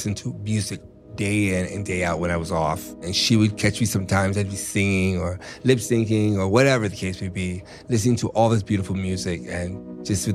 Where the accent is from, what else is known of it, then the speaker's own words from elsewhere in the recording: United States; now in New York City, United States; I am a American Black Queen here in New York City.